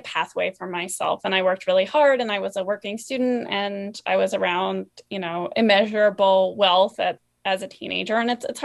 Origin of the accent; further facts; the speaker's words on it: East Coast, United States; I grew up on the East Coast, and it was a very English riding community.